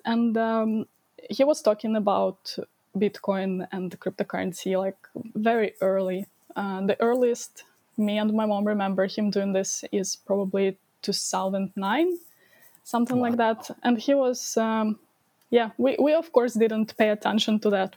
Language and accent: English; Ukraine; I was uh, born and I grew up in Ukraine and basically live in my almost my whole life uh, in Ukraine.